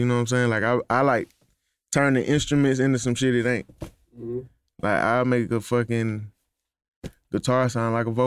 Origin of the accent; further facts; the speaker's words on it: Clayton County, Georgia, United States; I'm from Clayco.